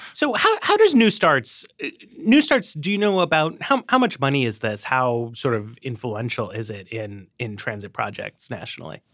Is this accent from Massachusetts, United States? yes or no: no; New York City, New York, United States; moved away; I grew up in Manhattan